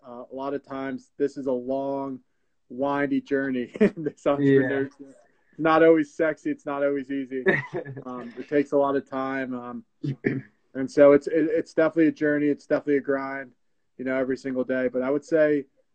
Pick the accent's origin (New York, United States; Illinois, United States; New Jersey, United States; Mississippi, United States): New Jersey, United States; Glen Rock; I grew up in Bergen County, New Jersey, more pointedly Glen Rock